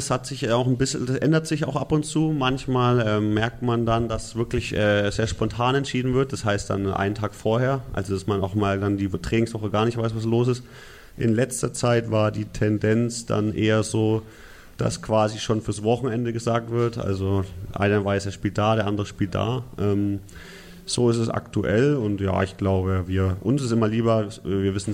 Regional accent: Nuremberg, Bavaria, Germany; ja, bin ja gebürtiger Nürnberger

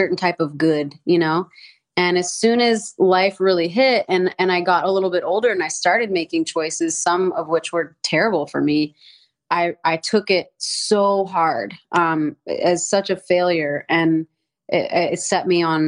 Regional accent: the South, United States; I grew up in the South

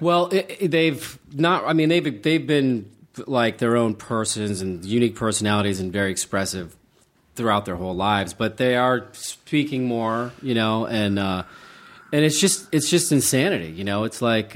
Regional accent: Charleston, West Virginia, United States; moved away; I grew up in Charleston, West Virginia

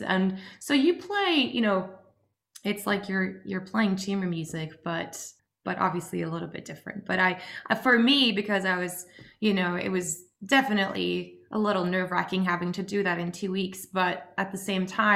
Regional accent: Oslo, Norway; we grew up just outside Oslo in Norway

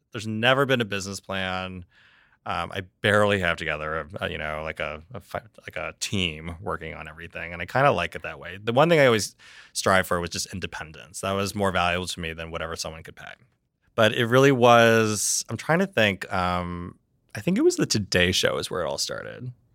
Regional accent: Reading, Pennsylvania, United States; I born and raised in Reading, Pennsylvania

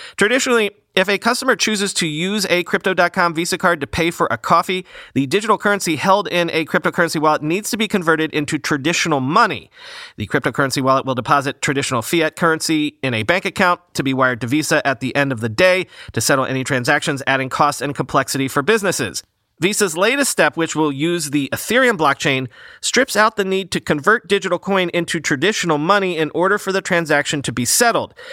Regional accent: New York, United States; I'm a New Yorker

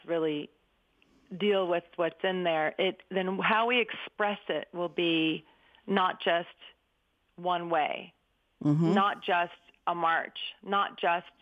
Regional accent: Berkeley, California, United States; I grew up in 1962 in Berkeley

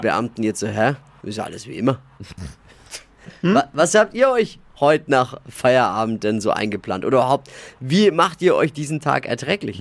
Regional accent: Germany; bei uns in Deutschland

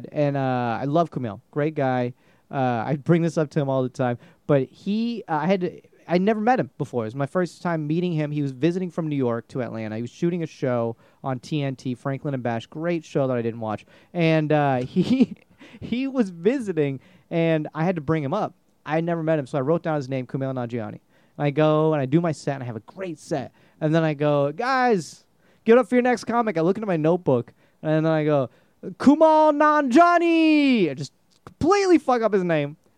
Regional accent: India; I'm Indian, so you know

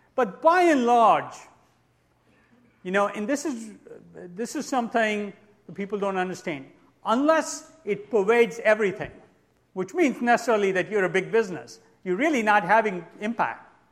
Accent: New Zealand; I'm actually from New Zealand

